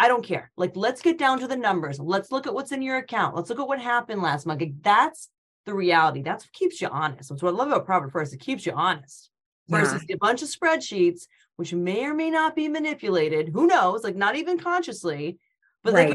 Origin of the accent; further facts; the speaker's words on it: Connecticut, United States; moved away as an adult; also born or lived in Rhode Island / Boston; I'm from Connecticut, but I went to school at University of Rhode Island